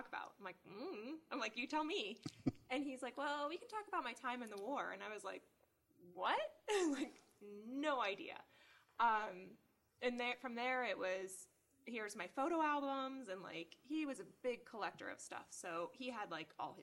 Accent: Ohio, United States; moved away as an adult; also born or lived in New York City; now in Cleveland, United States; I moved back to Cleveland, Ohio, because I'm originally from Ohio

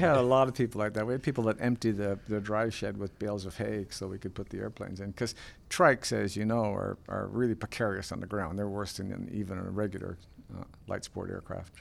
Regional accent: Port Perry, Ontario, Canada; Port Perry, my hometown

